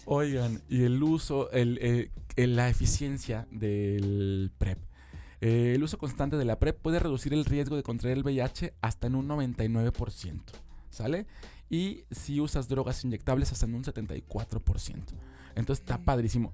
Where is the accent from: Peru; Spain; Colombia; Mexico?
Mexico; como mexicanos